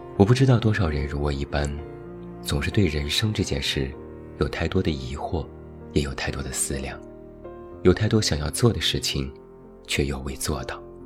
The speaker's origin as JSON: {"language": "Chinese", "town": "Taiyuan", "region": "Shanxi", "country": "China", "tie": "born or raised there", "moved": "yes", "said": "我一直都在太原，有机会时隔多年，好好看一看我的故乡"}